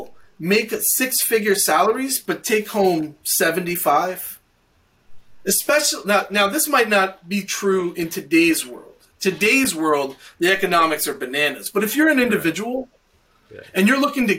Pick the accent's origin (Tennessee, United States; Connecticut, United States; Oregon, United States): Tennessee, United States; Knoxville; my hometown of Knoxville, Tennessee